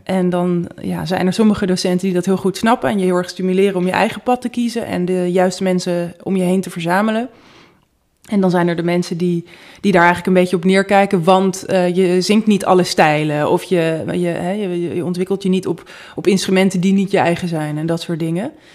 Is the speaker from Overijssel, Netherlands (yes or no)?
no; Amsterdam, North Holland, Netherlands; Ik kom uit Amsterdam. Ik ben in het centrum opgegroeid.